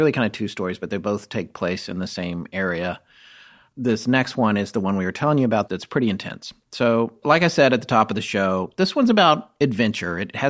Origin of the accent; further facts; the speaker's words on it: New York, United States; even as a New Yorker